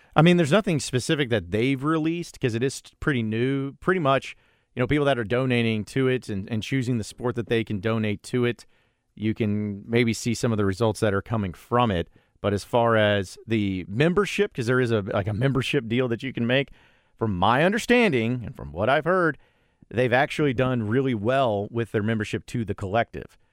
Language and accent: English; Fayetteville, Arkansas, United States; came to my school growing up in Fayetteville.